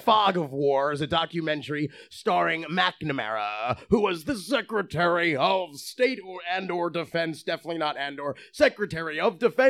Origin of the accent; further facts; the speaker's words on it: New Jersey, United States; What's the fucking difference? I'm from Jersey.